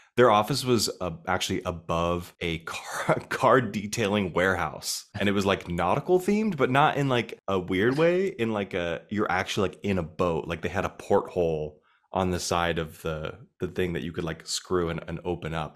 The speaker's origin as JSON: {"language": "English", "region": "Arizona", "country": "United States", "moved": "as an adult", "lives_now": "New York City, United States", "said": "I'm from Arizona"}